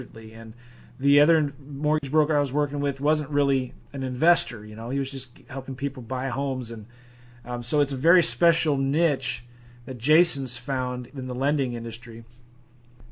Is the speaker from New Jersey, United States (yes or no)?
no; St. Louis, Missouri, United States; We're both from St. Louis. We both live here